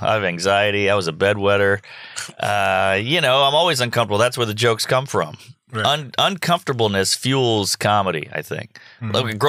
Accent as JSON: {"language": "English", "town": "New Orleans", "region": "Louisiana", "country": "United States", "tie": "born or raised there", "said": "A lot of my neighborhood was predominantly black. I grew up in Treme, which is right outside of the French Quarter."}